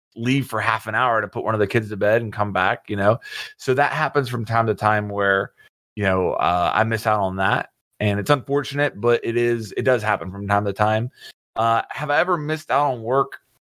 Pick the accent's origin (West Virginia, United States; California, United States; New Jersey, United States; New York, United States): West Virginia, United States; I grew up in West Virginia